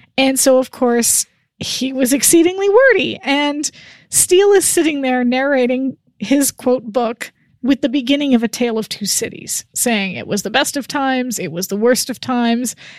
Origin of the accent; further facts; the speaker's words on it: Canada; As a Canadian